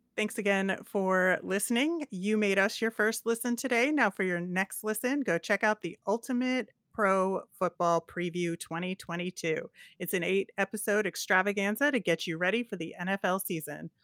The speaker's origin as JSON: {"language": "English", "town": "Philadelphia", "region": "Pennsylvania", "country": "United States", "said": "the one way that people can tell I'm from the Philadelphia area is the way I say water ice"}